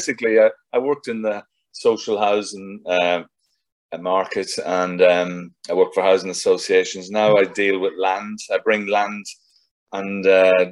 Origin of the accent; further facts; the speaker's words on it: South Armagh, Northern Ireland, United Kingdom; moved away as an adult; also born or lived in London; now in England; I was brought up in South Armagh. I lived in the border.